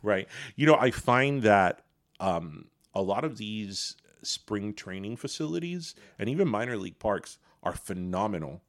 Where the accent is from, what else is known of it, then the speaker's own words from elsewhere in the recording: Miami, Florida, United States; a kid growing up in Miami in the eighties